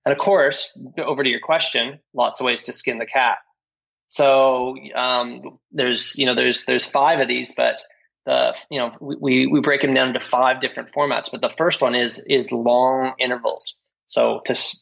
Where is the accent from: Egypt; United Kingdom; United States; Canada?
Canada; moved away as an adult; also born or lived in Australia / New Zealand; as a Canadian